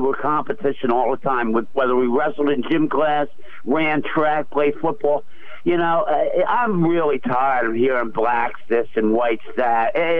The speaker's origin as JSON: {"language": "English", "town": "Philadelphia", "region": "Pennsylvania", "country": "United States", "tie": "born or raised there", "said": "growing up in the South Philly suburbs, and, you know, Stu, I belong to the Boy Scouts. I belong to the YMCA. Blacks were always in my life."}